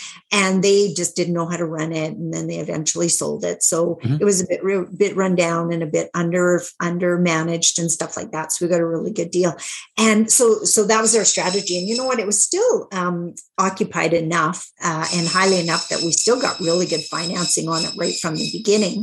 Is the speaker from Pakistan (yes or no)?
no; Saskatchewan, Canada; because I'm from Saskatchewan, Canada, most of our deals were smaller deals